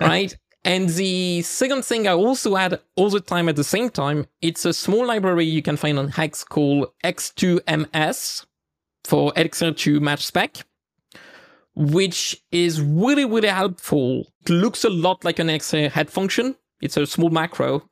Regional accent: the east of France, France; accent: French; English is a second language; I live in France, right? Like, so my, my accent may have helped a few listeners to discover that. And in the east of France, particularly

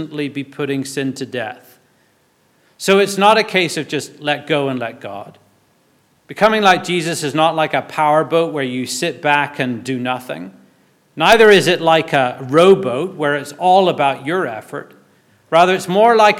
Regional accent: Belfast, Northern Ireland, United Kingdom; When I was growing up in Belfast, our church youth group, or youth fellowship as we called it

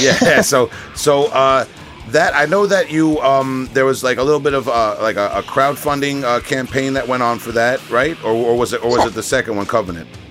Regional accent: Long Island, New York, United States; I'm from Long Island I pronounce a lot of things very uh, very wrong

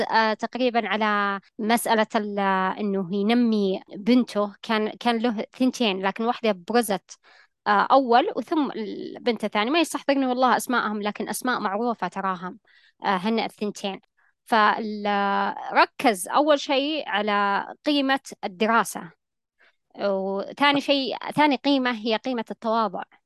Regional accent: Saudi Arabia; عندنا في المملكة العربية السعودية

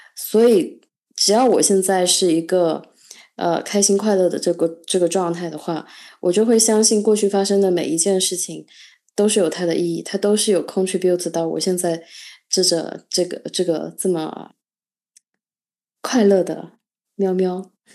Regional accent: China; 我作为一个中国人

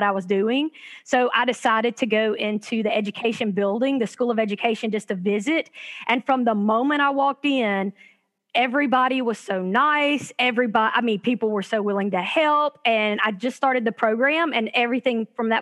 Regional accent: Calhoun City, Mississippi, United States; moved away as an adult; now in Oxford, United States; I am originally from Calhoun City, so I'm not from Oxford, but I've lived here for the last, I would say, 20 years.

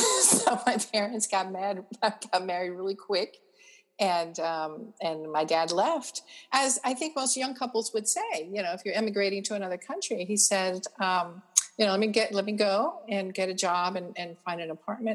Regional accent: Atlanta, Georgia, United States; moved away as an adult; also born or lived in Cuba / Miami / France / Germany; now in Mobile, United States; I was born in Cuba and raised in Atlanta

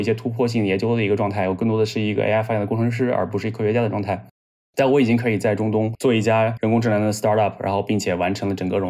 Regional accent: China; 他们阿拉伯人听到我是中国人的时候，总会给到我各种各样的优待。

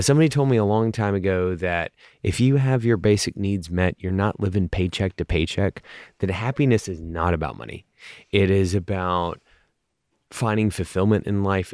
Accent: United States; as American brewers

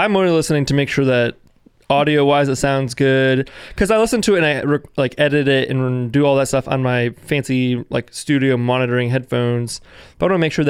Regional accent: Virginia, United States; now in Richmond, United States; I am from Northern Virginia, which is just outside of D.C., which is the very northernmost part of Virginia that borders D.C. and Maryland. We live in Richmond, which is 2 hours south of D.C., straight down 95.

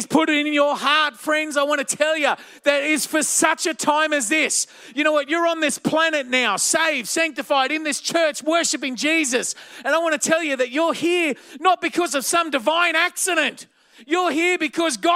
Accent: Blacktown, New South Wales, Australia; I grew up in the western suburbs of Sydney in a place called Blacktown

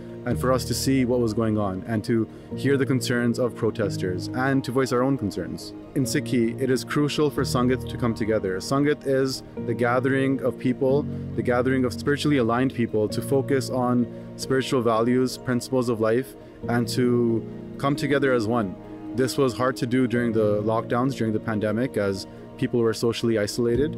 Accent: Toronto, Ontario, Canada; I'm 32 years old and I'm from Toronto

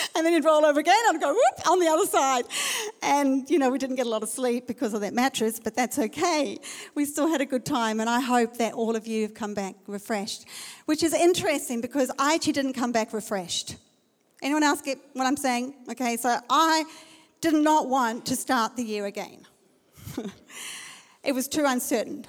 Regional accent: South Africa; I'm from South Africa.

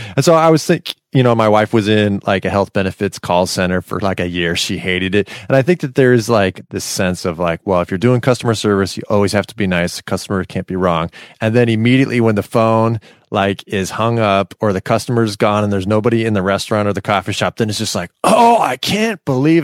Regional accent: Silicon Valley, California, United States; I grew up in Silicon Valley

